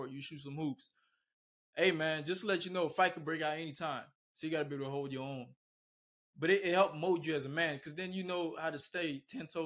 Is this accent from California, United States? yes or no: no; Miami, Florida, United States; moved away as an adult; also born or lived in Bahamas; now in Naples, United States; I was born in the Bahamas. Okay. Moved to Miami at the age of three, and pretty much Miami made me, raised me, molded me.